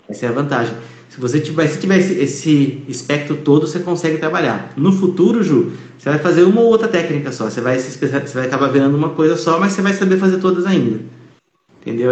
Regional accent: Campinas, São Paulo, Brazil; eu sou de Campinas, mas aqui do lado fica Valinhos

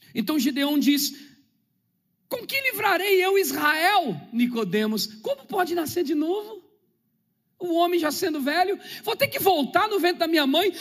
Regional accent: São Paulo, Brazil; eu nasci na Vila Zate, perto do Morro da Pinga, Zona Oeste de São Paulo. Falava gíria, só ouvia rap nacional e coisas lá. Eu vivi aquela vida lá dentro do gueto

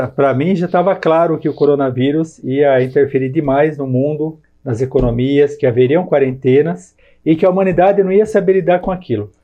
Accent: Jundiaí, São Paulo, Brazil; sou nascido em Jundiaí, tenho 47 anos de idade, morei na colônia no Jardim Guanabara

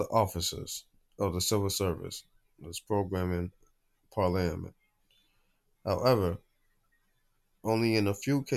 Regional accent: Jamaica; being a Jamaican

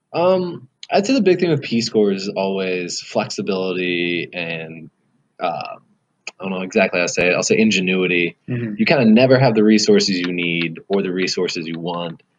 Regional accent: United States; also born or lived in Colorado / Lesotho; now in Washington, D.C., United States; I'm originally from about 45 minutes west of DC.

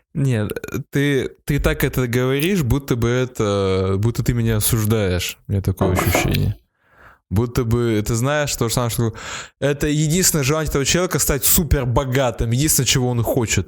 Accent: Perm, Perm Krai, Russia; Я из Перми

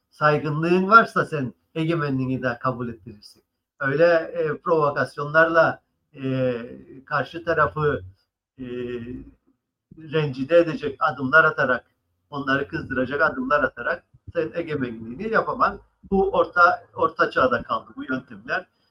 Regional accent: Cyprus; biz de Kıbrıslılar olarak

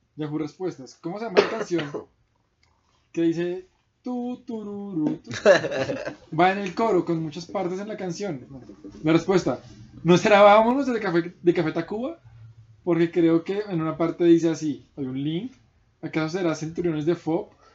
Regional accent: Colombia

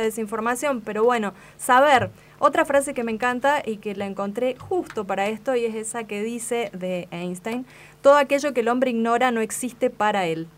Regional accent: Espeña, Chaco, Argentina; Espeña, mi pueblo

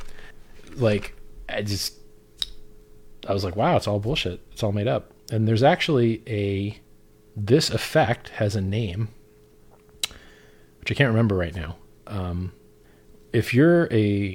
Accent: Florida, United States; I'm from Florida

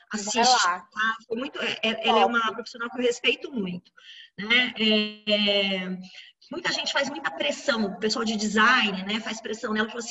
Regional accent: Pirajuí, São Paulo, Brazil; Ah, eu sei, eu sou de Pirajuí, eu sei, tá?

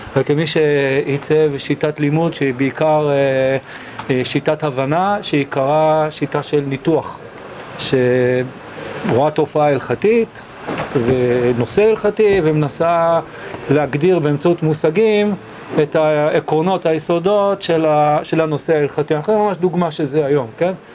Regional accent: Israel; also born or lived in New York, United States; אני נולדתי בניו יורק, עליתי ארצה כשהייתי בן שבע

